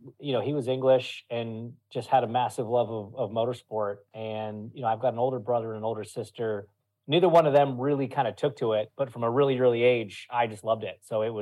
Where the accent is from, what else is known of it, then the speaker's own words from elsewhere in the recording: Ontario, Canada; now in Indianapolis, United States; So I'm at my my home in Indianapolis. You know, I've been here a while now. So from, yeah, just outside the Toronto area, but I've been in Indy for 13 years now, I think.